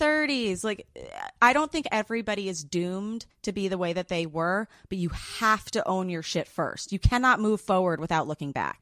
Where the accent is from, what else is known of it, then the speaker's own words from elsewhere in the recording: New York City, New York, United States; I grew up in New York City